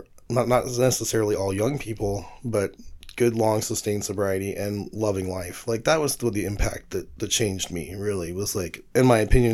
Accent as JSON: {"language": "English", "town": "Reno", "region": "Nevada", "country": "United States", "tie": "born or raised there", "also_born_or_lived": "San Francisco", "moved": "yes", "lives_now": "Buffalo, United States", "said": "I remember growing up in Reno and spending a lot of time in San Francisco"}